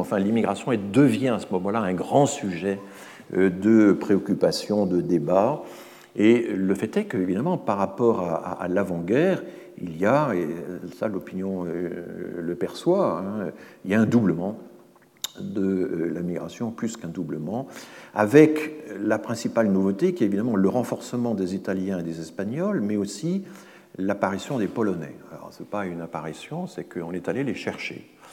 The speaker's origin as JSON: {"language": "French", "area": "Alsace", "region": "Grand Est", "country": "France", "said": "je suis un Alsacien"}